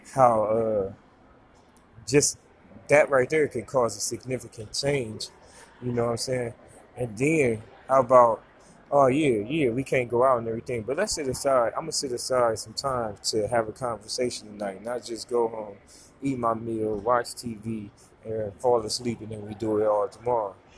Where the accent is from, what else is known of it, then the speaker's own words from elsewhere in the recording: Ohio, United States; moved away; I'm a foreigner. You know what I'm saying? I'm here from Ohio